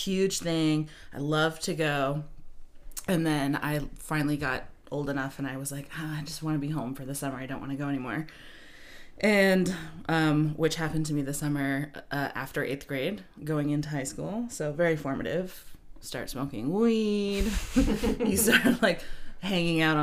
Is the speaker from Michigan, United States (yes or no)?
no; Belfast, Maine, United States; I grew up in Belfast and Rockland was like the big city comparatively